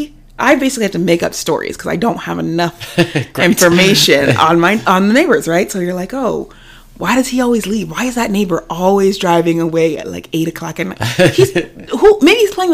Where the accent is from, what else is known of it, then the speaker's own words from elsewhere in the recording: Ohio, United States; moved away as an adult; also born or lived in San Diego; we were born and raised in Ohio